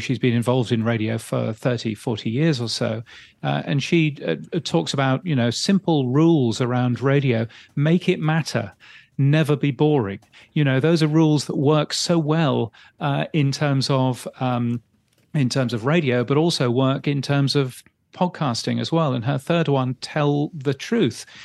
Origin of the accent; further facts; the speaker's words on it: United Kingdom; now in Australia; I'm really a British person.